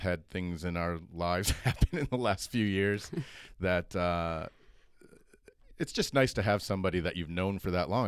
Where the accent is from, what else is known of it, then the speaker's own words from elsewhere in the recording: Grand Rapids, Michigan, United States; Jenny and I grew up in Grand Rapids. That's where we met at East Kentwood High School there in the suburbs of Grand Rapids.